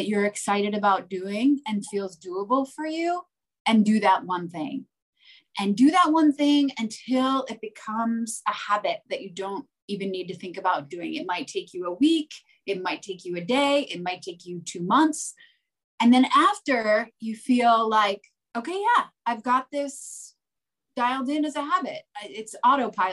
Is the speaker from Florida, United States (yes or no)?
no; New Jersey, United States; I grew up in New Jersey, in the suburbs, and I went to Rutgers